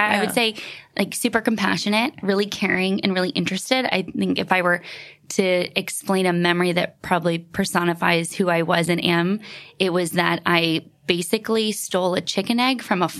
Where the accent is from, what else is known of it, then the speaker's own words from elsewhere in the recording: Vancouver Island, British Columbia, Canada; moved away; We grew up in the middle of nowhere on Vancouver Island in Canada.